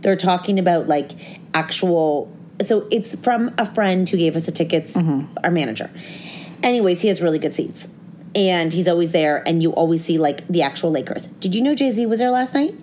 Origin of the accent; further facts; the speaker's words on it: Toronto, Ontario, Canada; We're from Toronto.